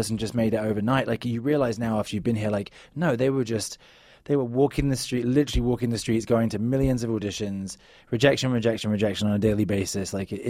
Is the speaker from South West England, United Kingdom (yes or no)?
yes; South West England, United Kingdom; But yeah, the Cornish accent is like real slow, right? It's like slow and I'm from Cornwall.